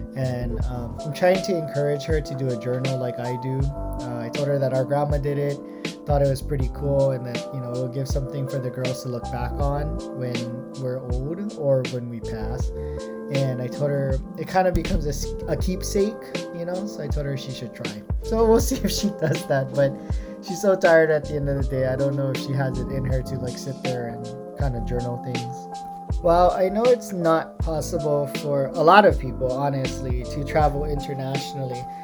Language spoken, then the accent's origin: English; United States; moved away as an adult; now in Japan; I identify now as an American. Uh, prior to this, I identified as Japanese, but living here made me realize that I am not as informed with how traditional Japanese things are operated, and so I am definitely American